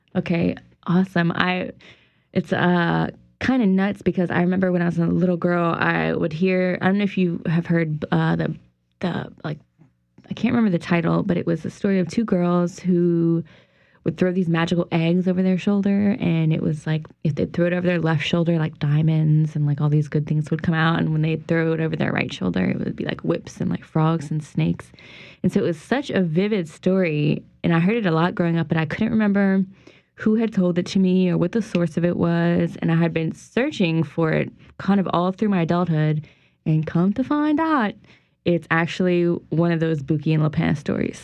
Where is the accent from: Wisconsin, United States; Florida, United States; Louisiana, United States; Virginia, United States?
Louisiana, United States; St. Martinville; in St. Martinville? It's my hometown